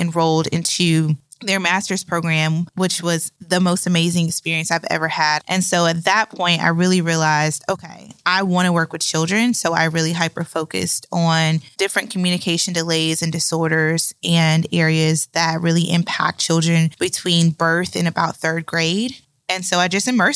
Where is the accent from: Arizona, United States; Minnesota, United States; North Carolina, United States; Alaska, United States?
North Carolina, United States; Raleigh; I was born and raised in Raleigh, North Carolina